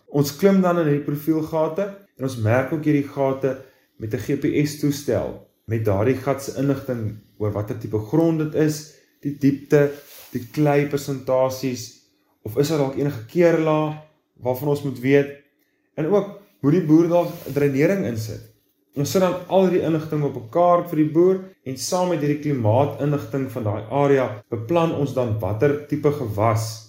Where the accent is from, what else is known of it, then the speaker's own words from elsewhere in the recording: Bellville, Western Cape, South Africa; moved away as an adult; also born or lived in Stellenbosch; now in Jeffreys Bay, South Africa; ek is oorspronklik van Bellville in die Wes-Kaap